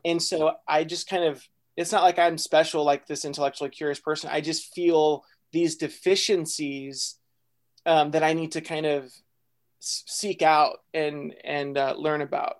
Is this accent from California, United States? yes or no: no; Texas, United States; I was born in Texas